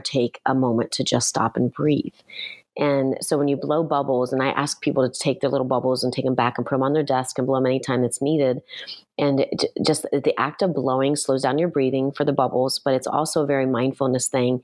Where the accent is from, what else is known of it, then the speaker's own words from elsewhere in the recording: Ohio, United States; moved away; I grew up in Ohio